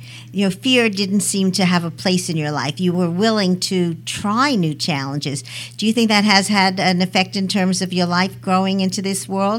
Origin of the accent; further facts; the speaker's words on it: New York City, New York, United States; I'm born and bred in Brooklyn.